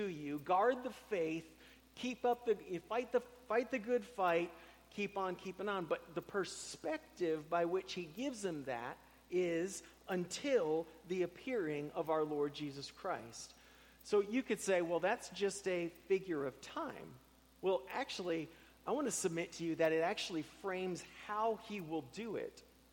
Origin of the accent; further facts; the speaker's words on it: Tampa, Florida, United States; moved away; I grew up in Tampa, where nobody was from there